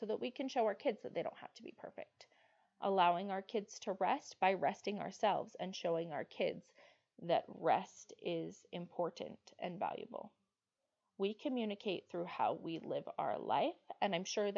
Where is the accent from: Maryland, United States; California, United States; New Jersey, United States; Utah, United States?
Utah, United States; I grew up in Utah and I've lived in Utah my whole life